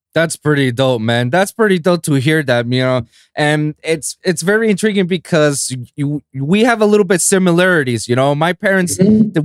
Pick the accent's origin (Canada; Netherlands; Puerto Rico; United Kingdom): Puerto Rico; San Juan; moved away as an adult; now in United States; I was born and raised in San Juan, Puerto Rico